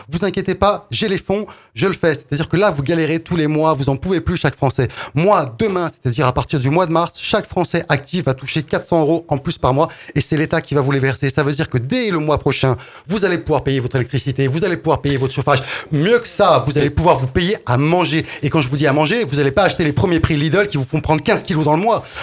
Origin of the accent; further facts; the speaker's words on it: France; vous étiez venu en tant que Français c'est français normal